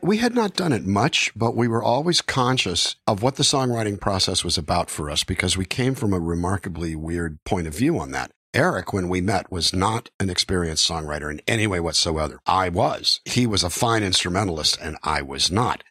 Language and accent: English; Calexico, California, United States; moved away; my hometown of Calexico, California